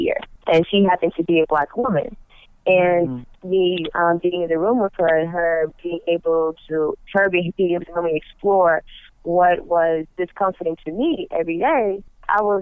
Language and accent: English; New York, United States; where I grew up at in New York, it was a predominantly Black and Hispanic neighborhood